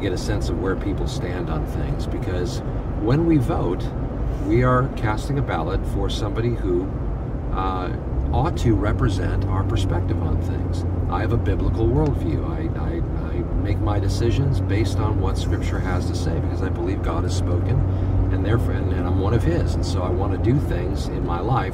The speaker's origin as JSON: {"language": "English", "country": "United States", "said": "here as American believers"}